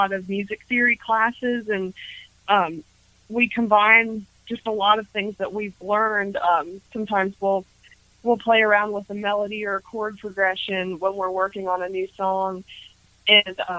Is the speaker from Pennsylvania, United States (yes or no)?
yes; Harrisburg, Pennsylvania, United States; I'm from Harrisburg, Pennsylvania